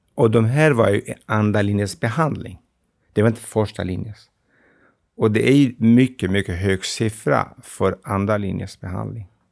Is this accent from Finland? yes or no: no; Iraqi Kurdistan, Kurdistan Region, Iraq; Swedish is a second language; moved away as an adult; also born or lived in Stockholm, Sweden; now in Gävle, Sweden; Jag är från Kurdistan, det irakiska